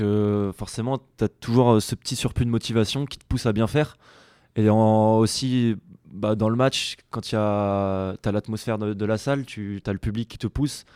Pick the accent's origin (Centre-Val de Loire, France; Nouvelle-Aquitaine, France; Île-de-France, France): Nouvelle-Aquitaine, France; La Rochelle; also born or lived in Poitiers; now in Bordeaux, France; moi je suis originaire de La Rochelle, j'y étais jusqu'à mes 17 ans.